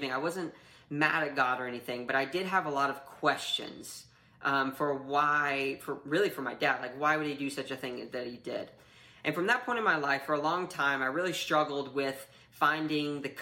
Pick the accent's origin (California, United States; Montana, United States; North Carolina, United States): North Carolina, United States; also born or lived in Kentucky; I grew up mostly in North Carolina, a little bit of time in Kentucky